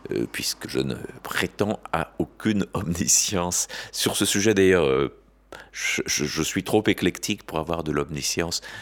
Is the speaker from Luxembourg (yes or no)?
no; France; also born or lived in Belgium; On peut dire que je suis français, né en 1956, mais que j'ai passé une grande partie de ma vie en Belgique